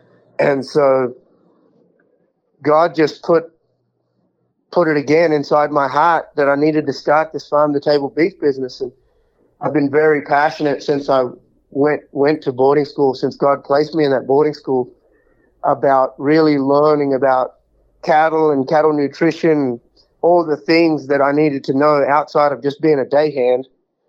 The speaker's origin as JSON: {"language": "English", "town": "Houston", "region": "Texas", "country": "United States", "tie": "born or raised there", "said": "So in 2020, when the pandemic hit, I was living in Houston. So I was at my hometown rodeo, the big Houston rodeo, the biggest one of them all."}